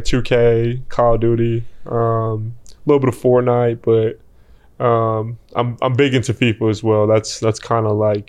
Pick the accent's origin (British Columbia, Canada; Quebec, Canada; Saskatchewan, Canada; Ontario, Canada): British Columbia, Canada; Vancouver; Vancouver. Yeah. So I'm from the West Coast. I'd consider myself a West Coast cat.